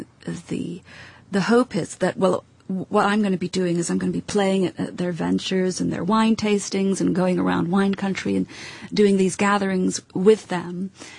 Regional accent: Edinburgh, Scotland, United Kingdom; also born or lived in United States; I'm Scottish. I was brought up in Edinburgh.

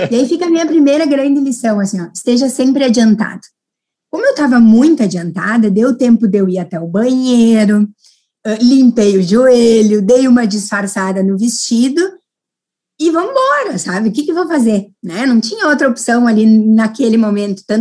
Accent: Casca, Rio Grande do Sul, Brazil; o meu sotaque denuncia, né? Eu sou do interior, sou de Casca, que é uma cidadezinha de 9 mil habitantes que fica próxima a Passo Fundo

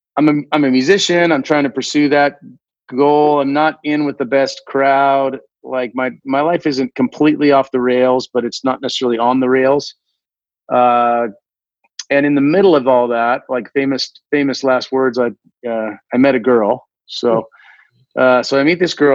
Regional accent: Washington, United States; I grew up in Washington

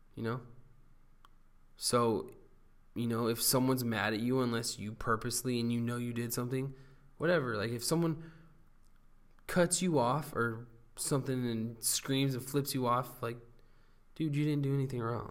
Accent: Huntington Beach, California, United States; now in Long Beach, United States; born and raised in Huntington Beach, California. I now live in Belmont Shore, which is uh, the nicest, nicer part of Long Beach

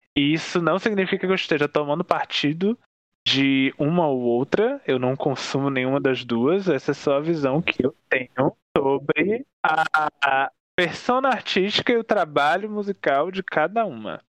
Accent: Northeast Region, Brazil; eu sou nordestino

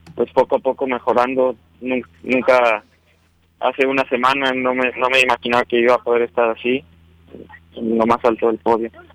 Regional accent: León, Guanajuato, Mexico; yo soy, vengo de León, Guanajuato. Eh, ahí llevo viviendo toda mi vida

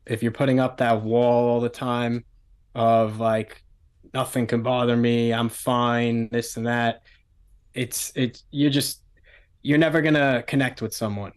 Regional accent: New York City, New York, United States; I grew up in Staten Island, um, Staten Island, New York, small island, one of the five boroughs of the city.

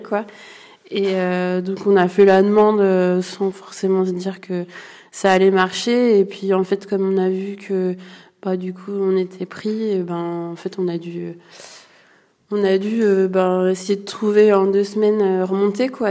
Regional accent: Ardèche, Auvergne-Rhône-Alpes, France; je suis originaire de l'Ardèche

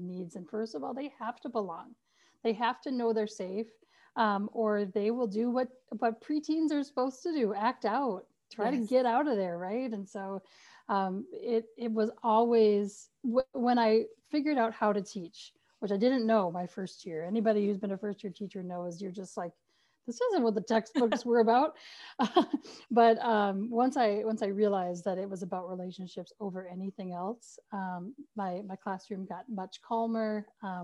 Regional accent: central Minnesota, United States; accent: thick Texan (as a child); also born or lived in South Texas / Atlanta; I grew up actually in Texas part of my life. That's where I was born, and then moved to central Minnesota in fourth grade with a very thick Texan accent

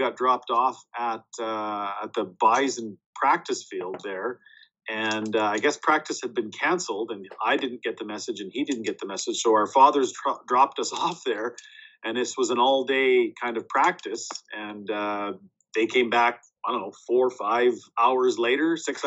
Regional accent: Warren, Manitoba, Canada; Born and raised in Warren, Manitoba, which is just north of Winnipeg, near Stonewall

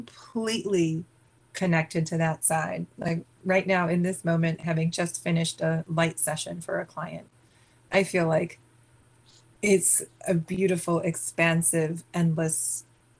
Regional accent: Boston, Massachusetts, United States; Yeah, I was born in Boston, Massachusetts, the East Coast of America

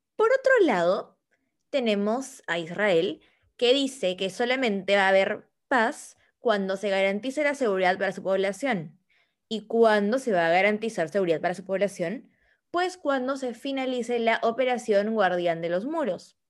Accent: Peru; nosotros como peruanos

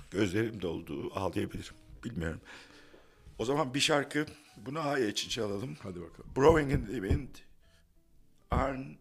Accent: Istanbul, Turkey; Evet ben adaya gelip bağlandım. Ben İstanbulluyum hala adalıların deyişiyle ama oğlan gerçek bir adalı çünkü orada doğdu.

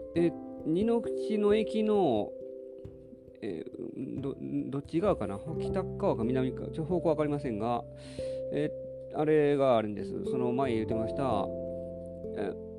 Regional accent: Nara, Japan; 私は奈良市の出身なので

